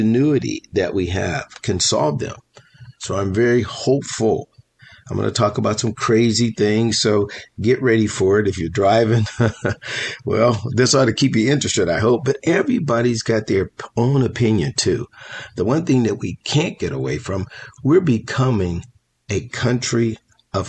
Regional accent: Pittsburgh, Pennsylvania, United States; moved away as an adult; now in California, United States; I grew up in Pittsburgh, Pennsylvania.

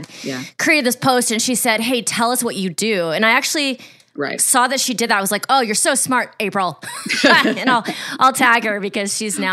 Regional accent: Ohio, United States; moved away as an adult; now in Los Angeles, United States; I was raised in Ohio

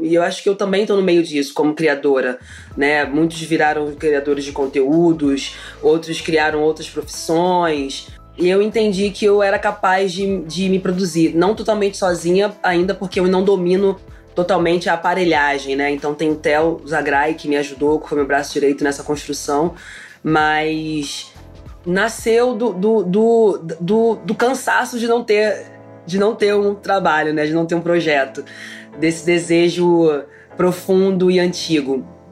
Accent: Rio de Janeiro, Brazil; Eu sou carioca, ai, eu falo alto

